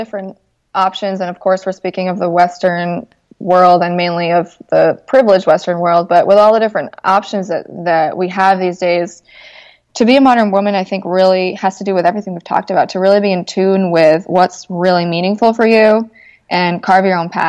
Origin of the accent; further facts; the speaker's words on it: Mexico; also born or lived in Vermont, United States; Like, I grew up in Mexico. I was the only really white person in most of the schools that I was ever, you know, at. And then I went to Vermont for a few years, which is totally white. And then back to Mexico